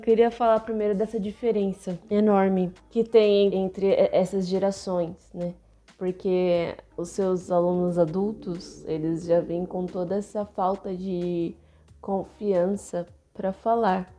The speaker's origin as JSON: {"language": "Portuguese", "region": "São Paulo", "country": "Brazil", "said": "muitos amigos meus, né, que somos de São Paulo"}